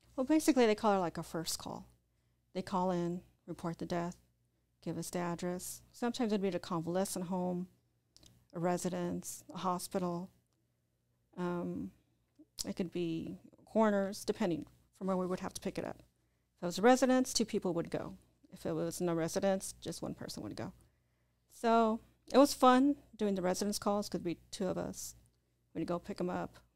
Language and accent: English; Orange County, California, United States; moved away; also born or lived in Whittier, Los Angeles / Riverside / Indio / Arizona; I grew up in Orange County.